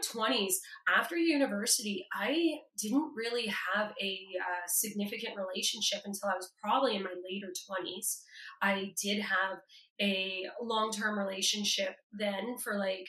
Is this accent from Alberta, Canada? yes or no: no; Toronto, Ontario, Canada; I'm from Toronto